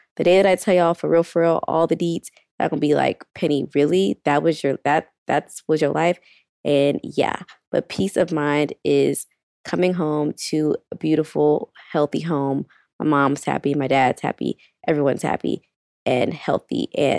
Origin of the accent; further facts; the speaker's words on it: Houston, Texas, United States; moved away; being in my hometown, eating my mom's cooking